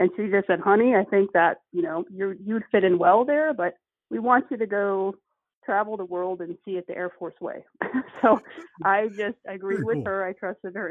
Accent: Dallas, Texas, United States; moved away as an adult; also born or lived in California; So I was born and raised in Texas, even though I've moved a lot and a lot of people know me from being in California. I'm actually from the Dallas area.

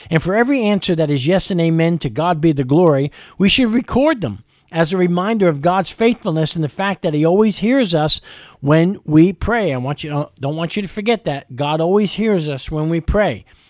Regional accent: New York City, New York, United States; now in Lexington, United States; I'm from New York City.

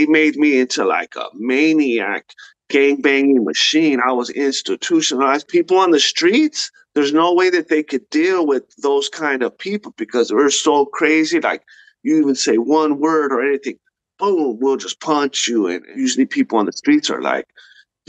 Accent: La Puente, California, United States; growing up in La Puente, California, that's where I'm from, in the 90s

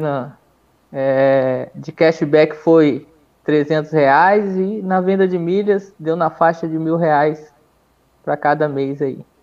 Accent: Brazil; a gente é brasileiro

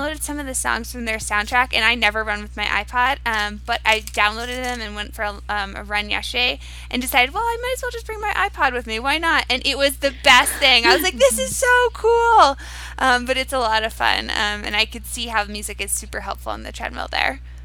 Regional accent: Cape Cod, Massachusetts, United States; I'm from Cape Cod, and over the summers I would do a bit of rowing

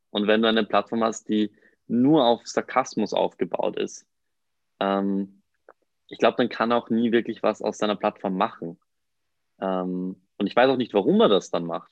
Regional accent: Mondsee, Upper Austria, Austria; moved away as an adult; now in Vienna, Austria; ich komme eigentlich aus Mondsee, das ist ein kleiner Ort in der Nähe von Salzburg. bin frisch nach Wien gezogen

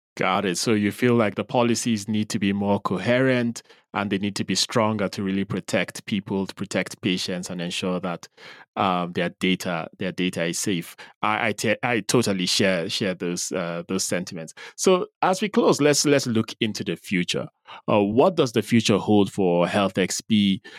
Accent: Nigeria; now in Nairobi, Kenya; you're in my home country

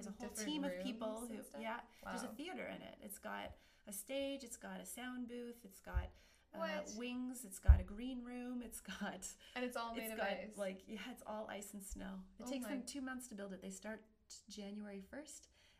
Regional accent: Almont, Michigan, United States; And then this job opening came up in Almont, and I thought, how weird would that be to go back to my hometown?

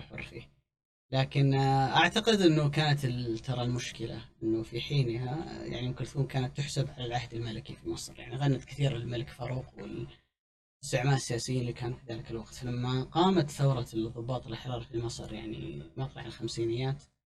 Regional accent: Saudi Arabia; عندنا في السعودية

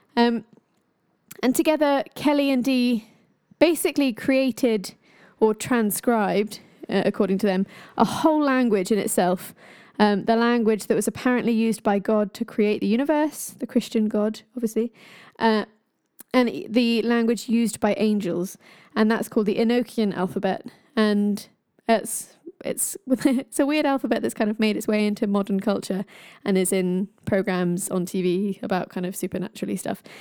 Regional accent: Ireland; I am Irish

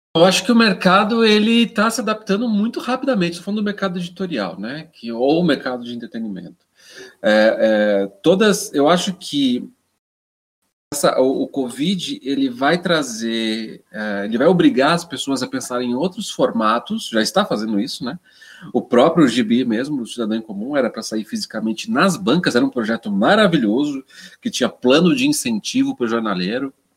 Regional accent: Jundiaí, São Paulo, Brazil; now in São Paulo, Brazil; eu sou paulista, né? sou, eu sou, eu sou de Jundiaí, sou do interior de São Paulo, mas eu, eu, eu, eu me fiz em São Paulo

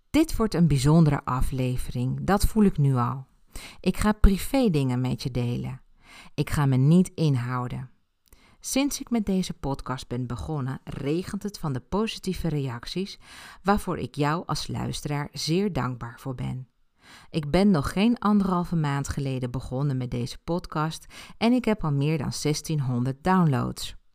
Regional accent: Ibiza, Balearic Islands, Spain; Ik ben op Ibiza geboren en heb mijn jeugd daar doorgebracht.

